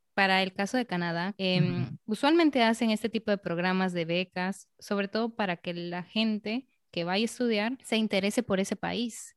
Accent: Peru; en mi propia ciudad, en Perú

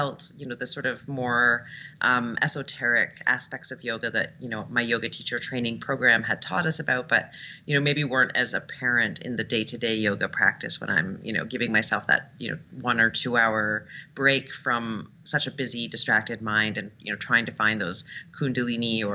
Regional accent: Toronto, Ontario, Canada; moved away as an adult; now in San Francisco, United States; in 2009 in Toronto, where I'm from. And then I came to San Francisco, and I've been doing it here for 3 years.

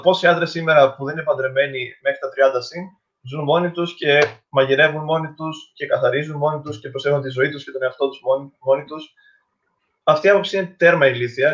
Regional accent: Crete, Greece; και εγώ και ο Μιχάλη είμαστε από Κρήτη

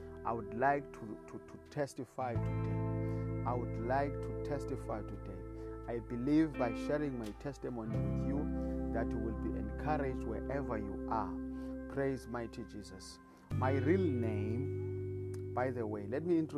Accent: South Africa; I come from South Africa

